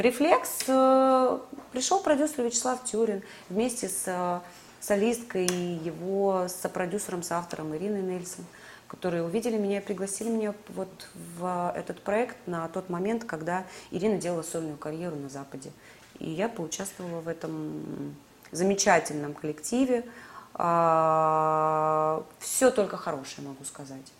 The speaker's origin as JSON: {"language": "Russian", "town": "Sevastopol", "region": "Crimea", "country": "Ukraine", "tie": "born or raised there", "moved": "as an adult", "lives_now": "Moscow, Russia", "said": "как крымчанке, как уроженке Севастополя, как мои родные места"}